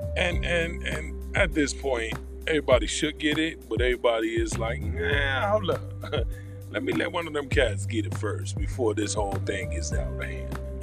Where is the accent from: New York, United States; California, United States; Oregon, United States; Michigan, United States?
New York, United States; We're from New York. We say it all the time